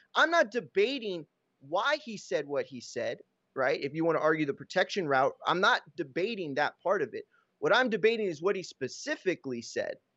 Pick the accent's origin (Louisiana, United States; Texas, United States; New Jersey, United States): Texas, United States; growing up in Texas